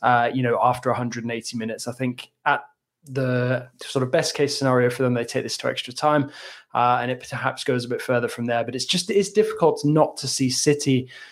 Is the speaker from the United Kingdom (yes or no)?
yes; England, United Kingdom; as an Englishman